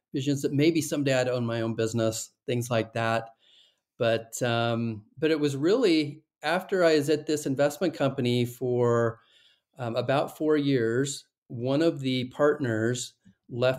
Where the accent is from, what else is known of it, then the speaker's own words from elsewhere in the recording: Salt Lake City, Utah, United States; I'm from Salt Lake City, Utah, and went to the University of Utah.